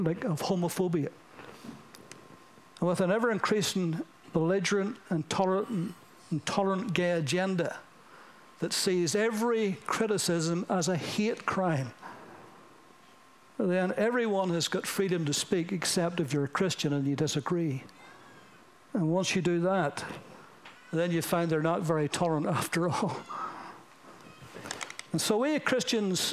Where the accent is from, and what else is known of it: United Kingdom